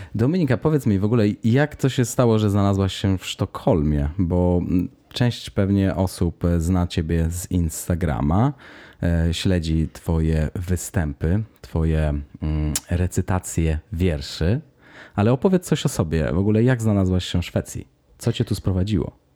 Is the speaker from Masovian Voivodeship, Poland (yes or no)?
yes; Warsaw, Masovian Voivodeship, Poland; now in Stockholm, Sweden; jestem z Warszawy